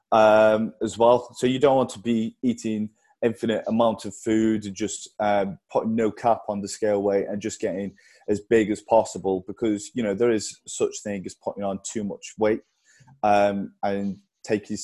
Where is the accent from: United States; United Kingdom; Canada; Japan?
United Kingdom; Stoke-on-Trent, West Midlands; I'm a bodybuilder from Stoke